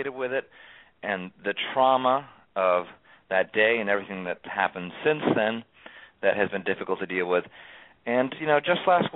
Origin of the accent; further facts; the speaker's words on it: town next to Newtown, Connecticut, United States; Grew up in the town right next to here